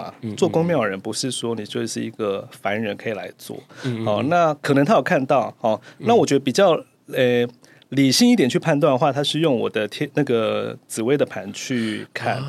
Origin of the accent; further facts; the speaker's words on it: Keelung, Taiwan; 因为我本身是基隆人嘛。嗯。那那个那个道场就是对那个道场就是在七堵，嗯、所以基隆跟七堵还算蛮近的。